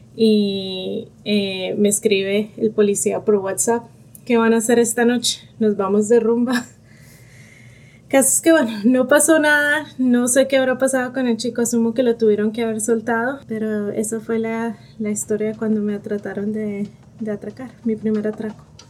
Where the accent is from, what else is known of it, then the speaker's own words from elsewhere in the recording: Bogotá, Colombia; moved away as an adult; now in Dallas, United States; soy de Bogotá, Colombia, tengo 35 años y ahora vivo en Dallas, Texas, en Estados Unidos.